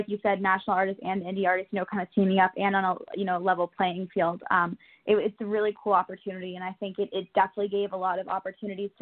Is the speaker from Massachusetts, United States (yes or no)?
yes; Boston, Massachusetts, United States; now in Nashville, United States; I'm originally from Boston